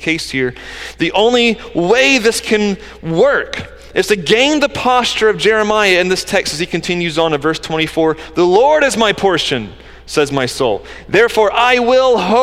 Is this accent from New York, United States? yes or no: no; close to Atlanta, Georgia, United States; I grew up in Georgia, close to Atlanta